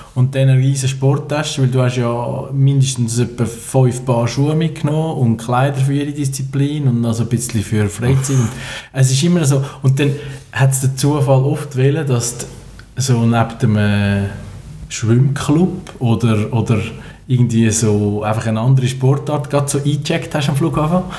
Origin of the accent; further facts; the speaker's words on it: Switzerland; als Schweizer